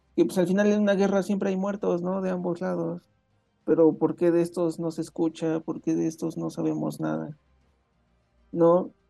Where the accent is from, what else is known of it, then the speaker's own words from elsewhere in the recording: Mexico; la cultura mexicana específicamente, no conozco otras, bueno, más bien no he vivido dentro de otras culturas como sudamericanas o norteamericanas